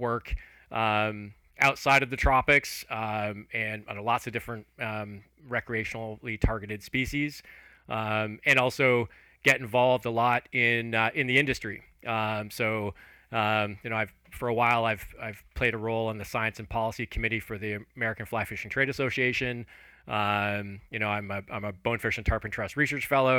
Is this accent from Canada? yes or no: yes; just outside of Toronto, Ontario, Canada; moved away as an adult; also born or lived in Alberta / Turks and Caicos Islands; I grew up just outside of Toronto in Canada, in Ontario